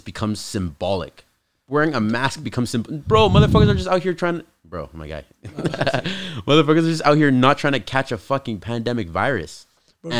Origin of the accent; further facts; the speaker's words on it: Canada; I'm kind of American, but I'm a Canadian